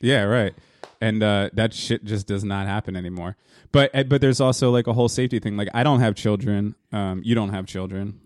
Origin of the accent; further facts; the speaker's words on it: Hazlet, New Jersey, United States; also born or lived in Wildwood, New Jersey / Yonkers / Staten Island; Finally came to Hazlitt, New Jersey, um, uh, in, uh, nineteen eighty-three when I was three years old